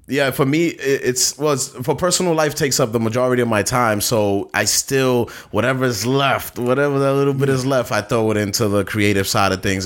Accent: New York City, New York, United States; I'm from Bastow, Brooklyn

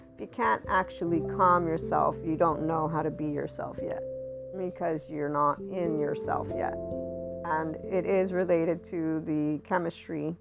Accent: United States; I'm also from the West. I'm Italian American, so I have biculturalism

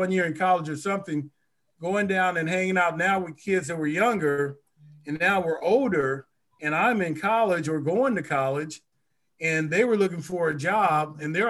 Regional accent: Los Angeles, California, United States; I grew up in Los Angeles, California, but my parents both were from Texas, a small town called Waxahachie.

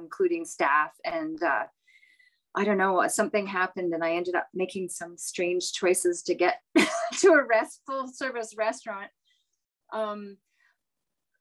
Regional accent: Prince George, British Columbia, Canada; also born or lived in Ottawa area; now in Carleton Place, Canada; I grew up in Prince George, BC. My parents and I moved out there in 1973 from the Ottawa area.

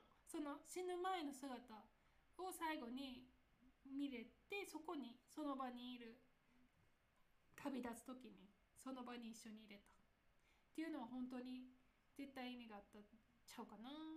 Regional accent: Nara, Japan; accent: Kansai dialect; 私、奈良出身

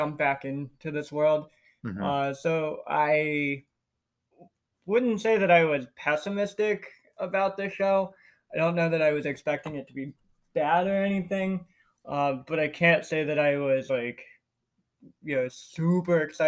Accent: United States; we're American

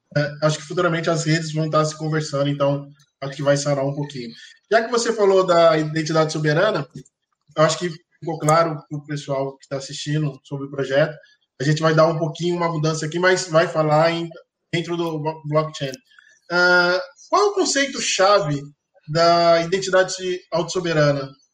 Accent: São Paulo, Brazil; now in Rio de Janeiro, Brazil; Eu sou de São Paulo, tirei meus documentos de São Paulo

